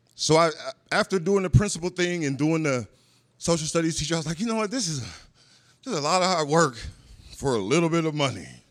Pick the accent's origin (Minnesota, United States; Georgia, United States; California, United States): Minnesota, United States; Minneapolis; I grew up in North Minneapolis, uh, Minnesota